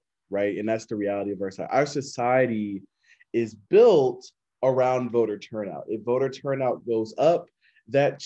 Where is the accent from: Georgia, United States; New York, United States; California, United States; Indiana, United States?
Georgia, United States; Smyrna; Born and raised in Smyrna, Georgia. I've lived in Georgia all my life